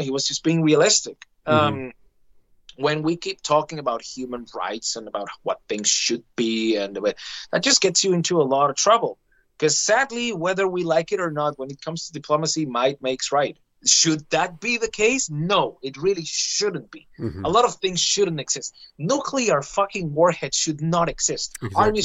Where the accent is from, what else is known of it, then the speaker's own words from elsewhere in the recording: Venezuela; moved away; I come from Venezuela